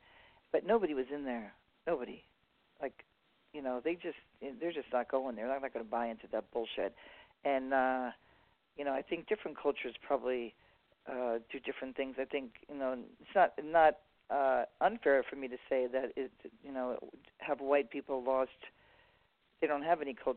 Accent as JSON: {"language": "English", "town": "New York City", "region": "New York", "country": "United States", "tie": "born or raised there", "moved": "yes", "lives_now": "Southern California, United States", "said": "I was raised like in New York City"}